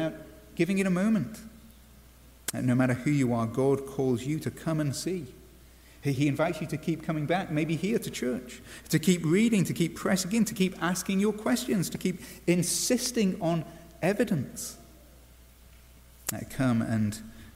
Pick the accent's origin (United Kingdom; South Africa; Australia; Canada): United Kingdom; England; as an Englishman